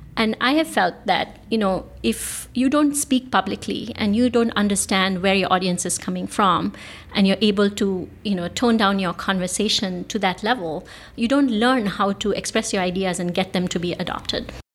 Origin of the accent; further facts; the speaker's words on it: Bangalore, Karnataka, India; moved away as an adult; now in San Francisco Bay Area, United States; I was born in Bangalore, India. I now live in the San Francisco Bay Area.